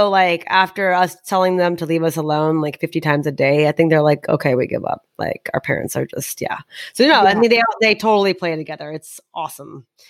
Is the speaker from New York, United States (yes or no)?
no; Houston, Texas, United States; also born or lived in Galveston; I'm from Houston.